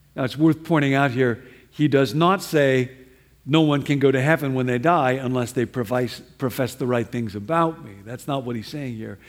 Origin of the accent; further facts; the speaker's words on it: Midwest, United States; moved away; I grew up Baptist back in the Midwest